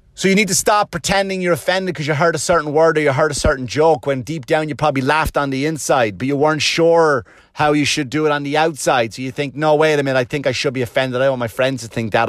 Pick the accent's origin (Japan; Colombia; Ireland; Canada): Ireland; Wexford, Leinster; moved away; And I go, "Wexford."